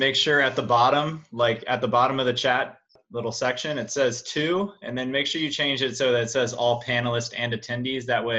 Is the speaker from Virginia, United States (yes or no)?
yes; Chester, Virginia, United States; now in Hermosa Beach, United States; I currently reside in Hermosa Beach, California. I'm from Chester, Virginia, a little small town.